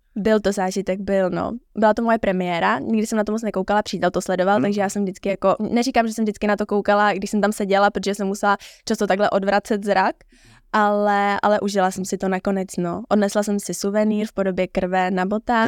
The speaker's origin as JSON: {"language": "Czech", "region": "Prague", "country": "Czechia", "said": "jak jsem z Prahy, tak jsem nespala na hotelu"}